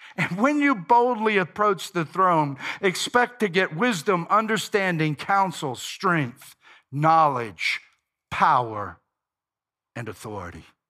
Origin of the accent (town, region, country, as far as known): United States